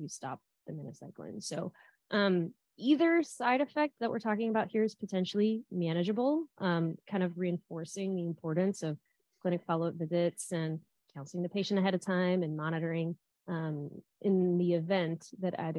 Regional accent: South Florida, United States; I'm from South Florida

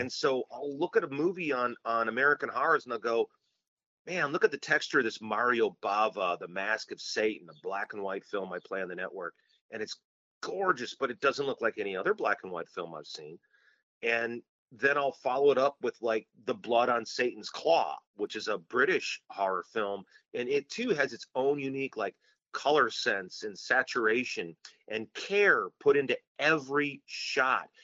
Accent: Blue Island, Illinois, United States; I grew up in Blue Island, Illinois, and that's on the south side of Chicago.

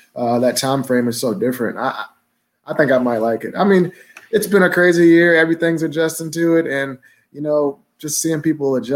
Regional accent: Kentucky, United States; I'm from Kentucky

